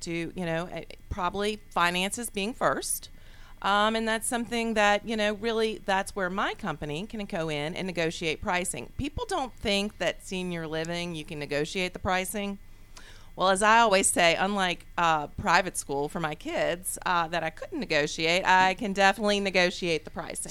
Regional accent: Charlottesville, Virginia, United States; moved away as an adult; also born or lived in Richmond, Virginia; now in Atlanta, United States; I'm originally from Virginia. And uh, Richmond, Virginia was uh, where I moved from and grew up in Charlottesville, Virginia.

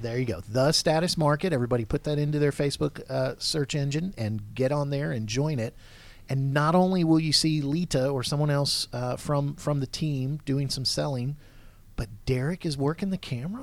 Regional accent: Georgia, United States; accent: Southern; I'm from Georgia, but my family's okay. all from up north

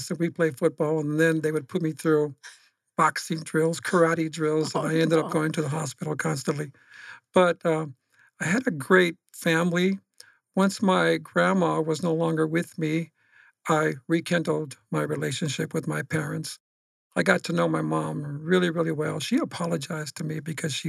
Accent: Phoenix, Arizona, United States; I was born and raised in Phoenix, Arizona

